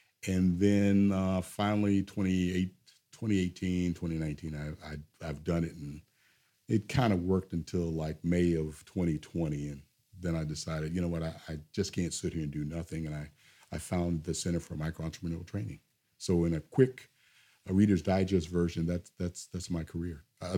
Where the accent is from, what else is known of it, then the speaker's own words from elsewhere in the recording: Lester, West Virginia, United States; when I tell people I'm from Lester, West Virginia, they always say, oh, that must be so nice to be from Virginia. No, I'm not from Virginia. I'm from West Virginia.